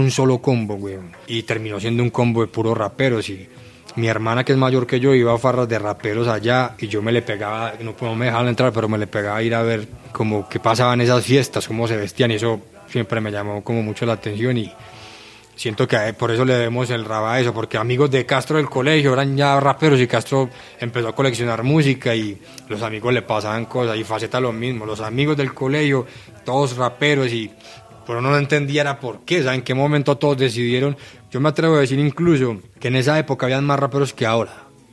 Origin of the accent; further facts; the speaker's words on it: Medellín, Antioquia, Colombia; todos los pelados que crecimos en Aranjuez